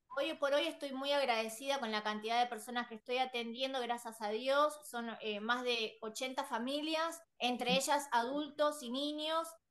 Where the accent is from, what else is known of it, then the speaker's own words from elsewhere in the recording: Buenos Aires, Argentina; yo soy de Buenos Aires, Argentina, Buenos Aires